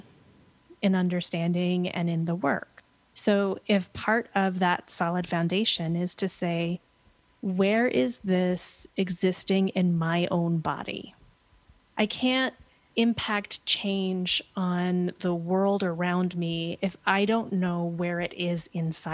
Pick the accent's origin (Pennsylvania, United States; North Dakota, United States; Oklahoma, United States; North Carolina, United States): Pennsylvania, United States; now in Portland, United States; I grew up in Pennsylvania